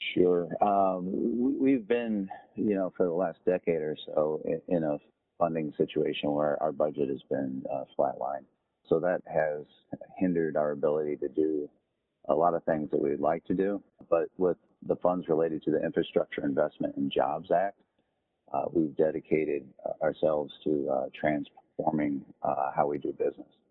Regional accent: Northwest Indiana, United States; moved away as an adult; also born or lived in Louisville / Honolulu / Jacksonville; I'm originally from Northwest Indiana, so I, I, grew up in a rural area that is close to Chicago, about 40 miles outside of Chicago.

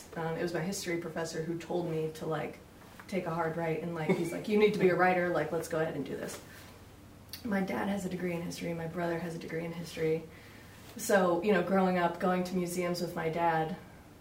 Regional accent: New England, United States; moved away; born and raised in New England

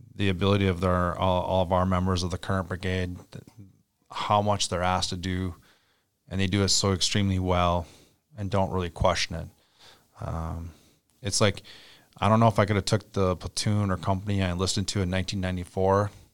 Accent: Little Falls, Minnesota, United States; I grew up on Little Falls

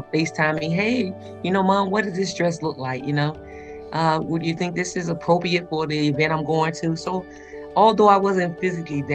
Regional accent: Tuskegee, Alabama, United States; moved away; I'm from Tuskegee, Alabama

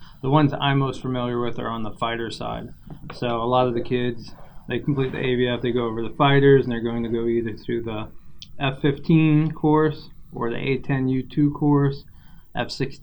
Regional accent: New York and Long Island, United States; moved away; also born or lived in St. Thomas, U.S. Virgin Islands; I was born in St. Thomas, Virgin Islands. I grew up in New York and Long Island.

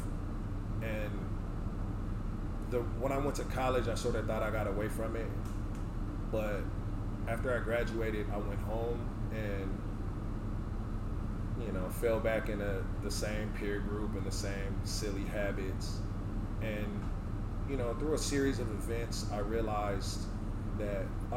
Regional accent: Richmond, California, United States; moved away as an adult; also born or lived in Oakland, California / Sacramento, California / North Dakota; I'm from the Bay Area. I'm from Oakland. I grew up in Richmond.

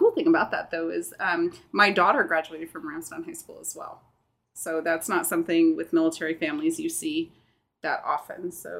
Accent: Pocahontas, Arkansas, United States; also born or lived in Virginia; now in Altus, Oklahoma, United States; I'm originally from Pocahontas, Arkansas. So in the middle of nowhere, Arkansas, which is actually not too far from here. So about 6.5 hours. I've been in the Air Force. I just hit 25 years Saturday

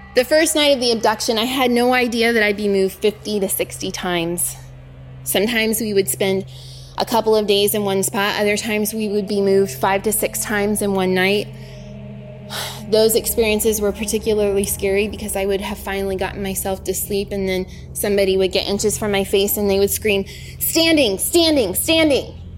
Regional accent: Portland, Oregon, United States; I was born in Portland, Oregon, to parents who were craftspeople.

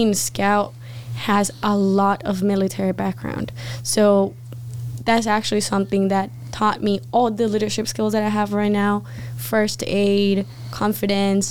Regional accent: Bogota, Bogotá Capital District, Colombia; English is a second language; moved away as an adult; also born or lived in Gaithersburg, Maryland; I was born and raised in Bogota, Colombia

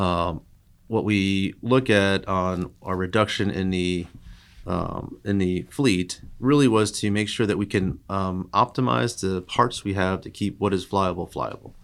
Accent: Long Island, New York, United States; moved away; I grew up in Long Island, New York

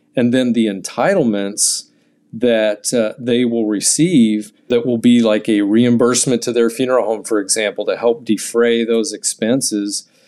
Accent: California, United States; I grew up in California

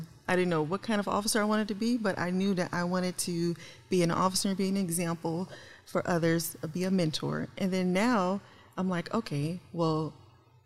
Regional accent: Memphis, Tennessee, United States; moved away; also born or lived in St. Louis, Missouri; Originally, I'm from Memphis, Tennessee.

